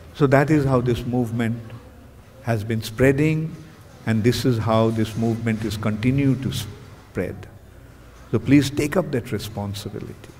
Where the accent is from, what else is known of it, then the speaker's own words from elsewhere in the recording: Kolkata, West Bengal, India; I am from Bengal.